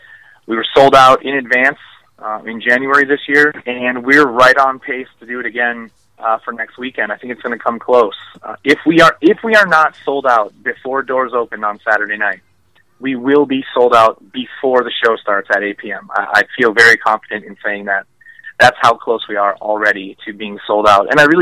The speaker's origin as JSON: {"language": "English", "town": "Minneapolis", "region": "Minnesota", "country": "United States", "said": "I'm from Minneapolis. I broke in Minnesota."}